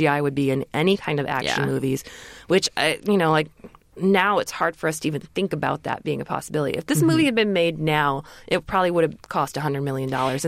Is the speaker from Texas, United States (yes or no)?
no; Michigan, United States; moved away; I grew up in Michigan